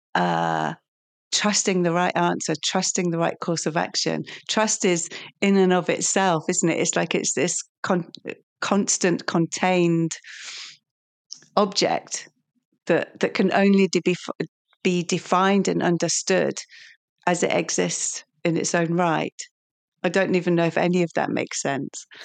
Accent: Lincolnshire, East Midlands, United Kingdom; I'm from Lincolnshire

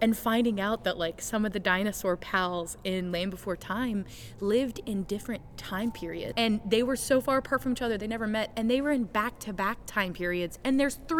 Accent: the South, United States; I grew up in the Bible Belt.

